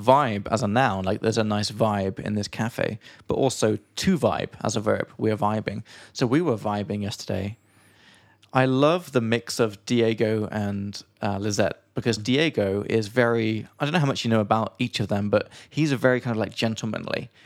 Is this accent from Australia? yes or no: no; England, United Kingdom; from England